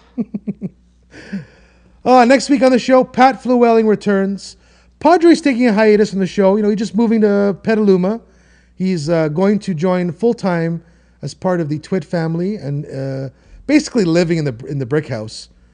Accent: Toronto, Ontario, Canada; I'm from Toronto and I'm in Toronto, I am Toronto.

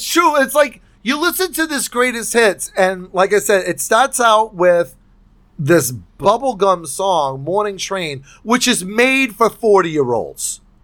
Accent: United States; I don't speak French 'cause I'm an American

